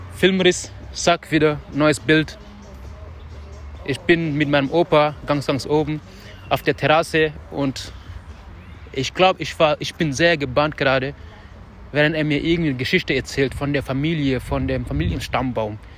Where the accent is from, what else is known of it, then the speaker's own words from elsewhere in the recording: Dakar, Senegal; moved away; unser Haus wo ich aufgewachsen bin